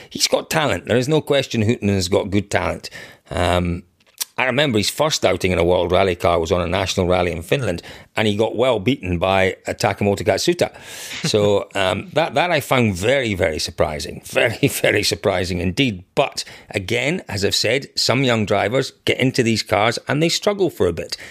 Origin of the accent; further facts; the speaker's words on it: Scotland, United Kingdom; growing up in Scotland